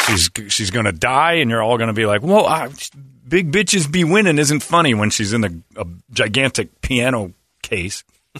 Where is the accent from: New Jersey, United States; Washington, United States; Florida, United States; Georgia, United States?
New Jersey, United States; Cherry Hill; I'm from Cherry Hill.